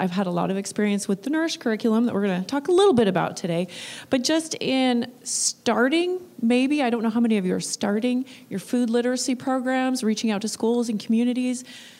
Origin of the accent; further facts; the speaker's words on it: Northern California, United States; I'm from the Northern California, really northern. I know a lot of people call this Northern California, but I'm north. I actually live in Red Bluff, and I work at Chico State, so I'm in Chico.